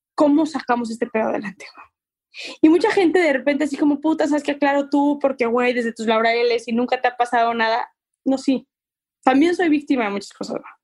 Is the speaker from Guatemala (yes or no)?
no; Mexico